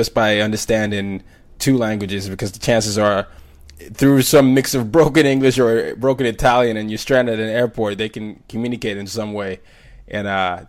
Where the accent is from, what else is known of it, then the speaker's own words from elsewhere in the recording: Burkina Faso; But growing up in Burkina Faso and picking up French and studying that, I found that that language, that dual understanding of learning another language and way someone connects, helped me connect with other people.